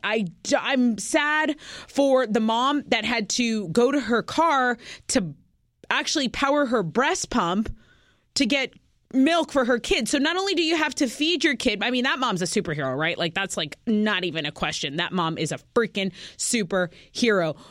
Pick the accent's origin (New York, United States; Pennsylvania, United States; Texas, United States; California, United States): Texas, United States; we're from Texas